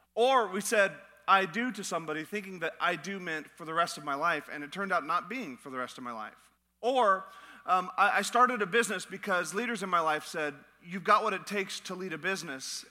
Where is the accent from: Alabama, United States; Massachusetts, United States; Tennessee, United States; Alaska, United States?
Alaska, United States; moved away; I'm from Alaska, so I, I enjoy the, the cold.